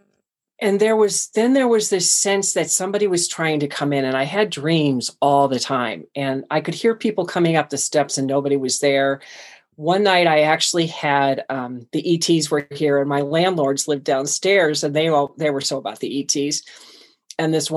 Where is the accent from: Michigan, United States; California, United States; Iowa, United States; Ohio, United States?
Ohio, United States; Cleveland; moved away; I was born and raised in Cleveland, Ohio